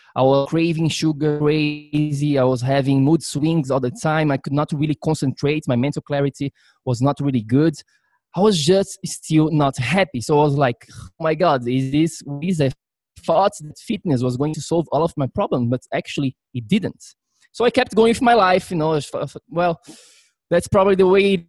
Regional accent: Florianópolis, Santa Catarina, Brazil; moved away as an adult; now in New York City, United States; I'm originally from Brazil um, grew up there my whole life until I was, I think, 21. That's when I moved to New York.

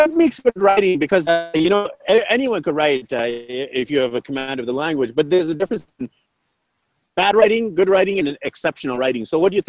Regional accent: Canada; first language English; I'm a native speaker because I was born and raised in Canada.

